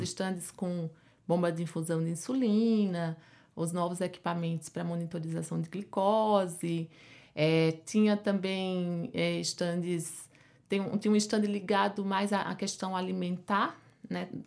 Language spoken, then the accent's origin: Portuguese; Pernambuco, Brazil; moved away as an adult; now in São Paulo, Brazil; como pode perceber pelo meu sotaque, né? Eu não sou daqui de São Paulo, eu sou de Pernambuco. Fiz a, a minha faculdade lá